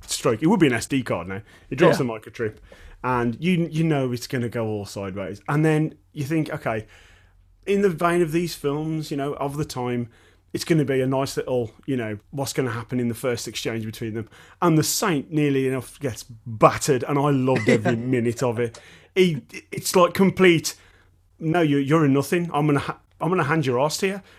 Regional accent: Dudley, West Midlands, United Kingdom; I'm from Dudley in the West Midlands.

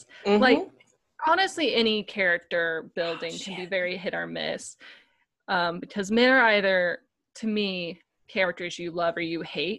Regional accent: Tennessee, United States; But I'm actually from Tennessee, so it's very surprising I don't have a stronger Southern accent.

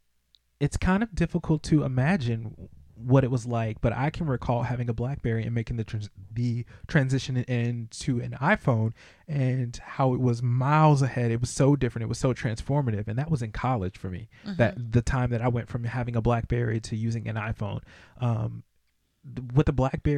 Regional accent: United States; us as American citizens

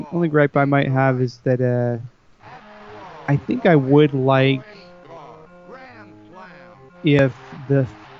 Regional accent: Texas, United States; I'm from Texas

